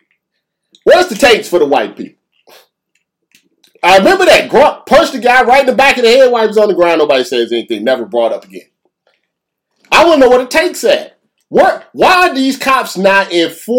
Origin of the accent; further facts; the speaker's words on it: United States; we're from the United States.